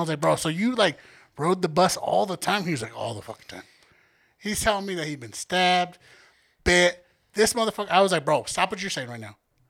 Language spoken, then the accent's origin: English; Denver, Colorado, United States; we're from Denver